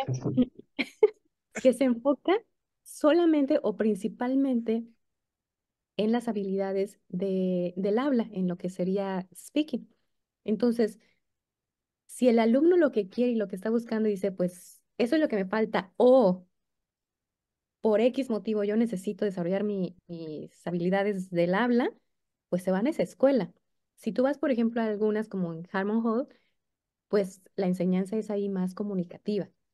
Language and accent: Spanish; Mexico; nosotros como mexicanos queremos escribir en inglés como escribimos en español